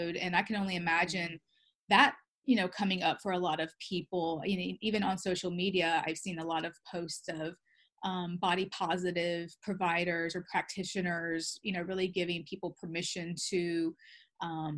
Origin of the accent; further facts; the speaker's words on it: the South, United States; I grew up in the South